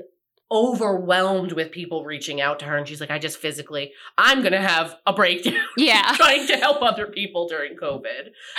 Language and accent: English; New York, United States; I'm also from New York